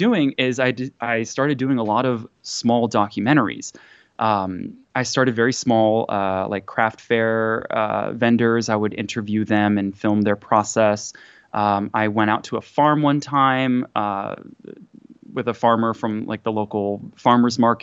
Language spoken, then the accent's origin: English; Tokyo, Japan; now in United States; I was born and raised in Japan, Tokyo, Japan, to a mixed family